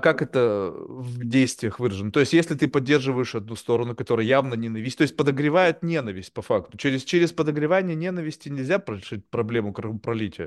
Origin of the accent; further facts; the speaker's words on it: Russia; now in United States; я родился и вырос в России